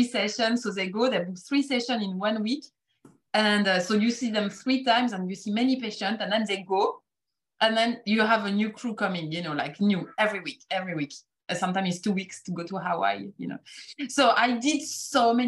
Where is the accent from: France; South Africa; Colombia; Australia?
France; accent: French; English is a second language; moved away as an adult; now in United Kingdom; with my French accent that I cannot hide after 20 years in the UK.